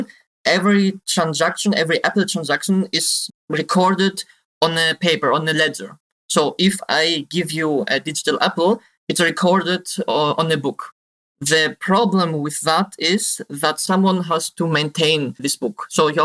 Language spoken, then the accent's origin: English; Greece; moved away as an adult; now in Germany; I now live in Germany. I'm originally from Greece and moved to Germany to study IT security.